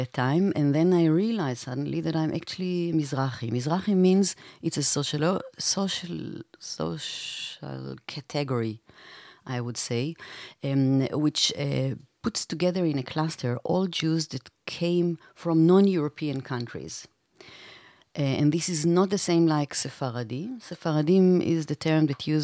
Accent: Beersheba, Southern District, Israel; now in Berlin, Germany; I was born in Israel, in Be'er Sheva, which is a city located in the south of Israel

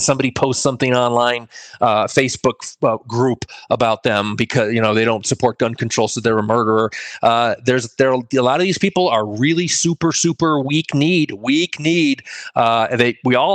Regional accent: Connecticut, United States; now in New Mexico, United States; my home state of Connecticut here in New Mexico

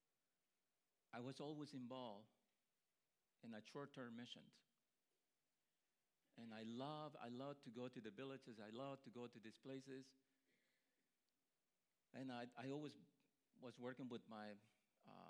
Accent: Honduras; moved away as an adult; I grew up in Honduras

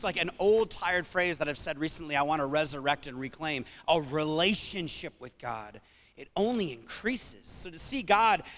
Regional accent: New England, United States; growing up in New England

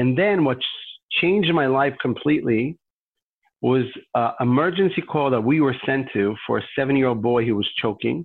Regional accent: Jerusalem, Jerusalem District, Israel; I grew up in Jerusalem and a little neighborhood near Yad Vashem

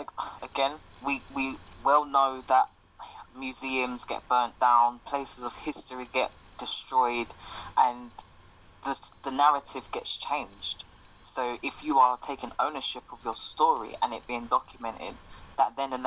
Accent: United Kingdom; my experience as a British Caribbean woman would be different to an experience of an African British woman

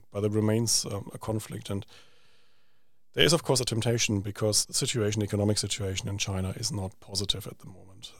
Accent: Germany; moved away; I grew up in Germany

